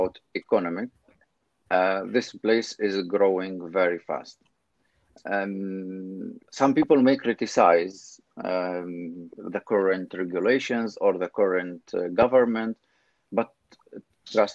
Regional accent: Syria; moved away as an adult; also born or lived in Lviv, Ukraine; now in Poland; I left home 11 years ago, directly after graduation. When I finished my master in the English philology, I left Syria directly

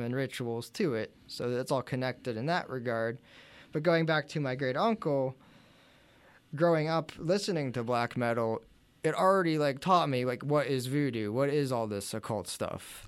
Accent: New Bethlehem, Pennsylvania, United States; we're from New Bethlehem

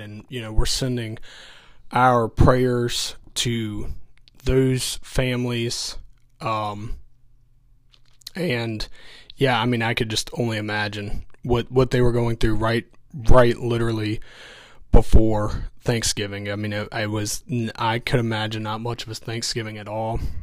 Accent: Augusta County, Virginia, United States; moved away; I'm originally from the Augusta County area, so we still do have some family there

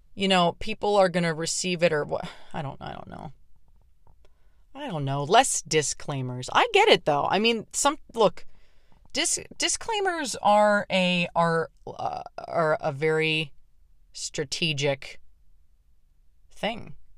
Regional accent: Pittsburgh, Pennsylvania, United States; my hometown of Pittsburgh

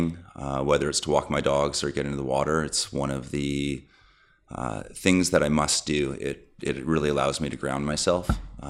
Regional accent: Vancouver, British Columbia, Canada; moved away as an adult; also born or lived in Northern California / Toronto / Jakarta, Indonesia; now in Bali, Indonesia; I grew up in Vancouver

